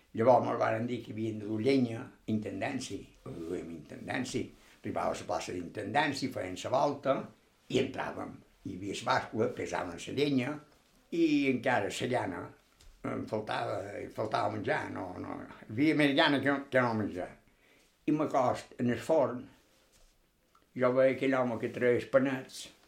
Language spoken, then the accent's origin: Catalan; Palma, Balearic Islands, Spain; also born or lived in Can Pastilla; vaig estar allà poc temps i llavors vaig venir cap aquí